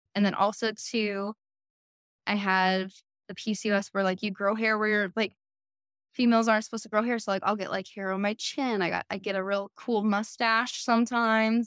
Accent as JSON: {"language": "English", "town": "El Paso", "region": "Texas", "country": "United States", "tie": "born or raised there", "also_born_or_lived": "Colorado", "moved": "yes", "lives_now": "Austin, United States", "said": "I grew up in El Paso"}